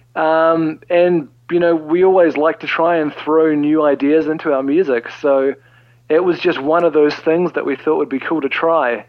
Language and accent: English; New Zealand; we're from New Zealand and not Australia